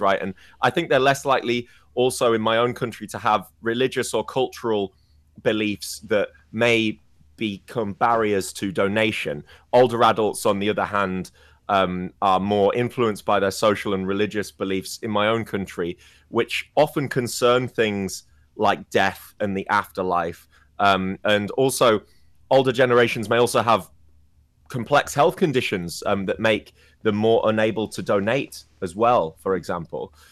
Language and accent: English; England, United Kingdom; I wasn't brought up in Wales, I was brought up in England